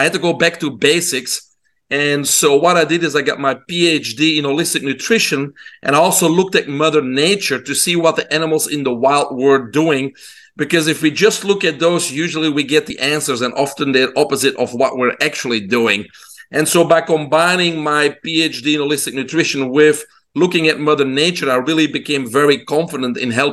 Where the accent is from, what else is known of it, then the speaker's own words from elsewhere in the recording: Belgium; moved away; people can hear my accent. I'm originally from Belgium in Europe. I grew up in a single mom home